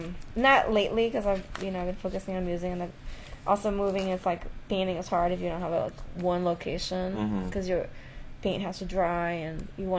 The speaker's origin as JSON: {"language": "English", "town": "Manaus", "region": "Amazonas", "country": "Brazil", "tie": "born or raised there", "said": "Well, for me, I grew up in South America in the Amazon jungle."}